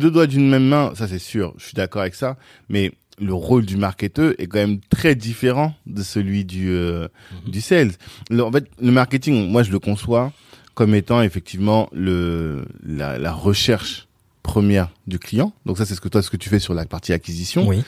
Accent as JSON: {"language": "French", "region": "Brazzaville", "country": "Republic of the Congo", "tie": "born there", "said": "moi, je suis né à Brazzaville."}